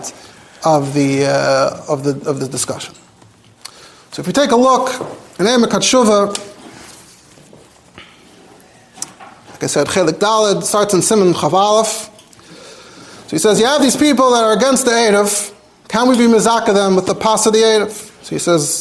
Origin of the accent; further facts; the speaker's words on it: New York City, New York, United States; I grew up in Borough Park